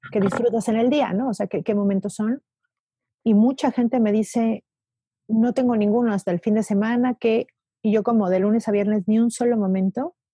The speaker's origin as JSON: {"language": "Spanish", "region": "Mexico City", "country": "Mexico", "said": "y más nosotros que venimos de la Ciudad de México"}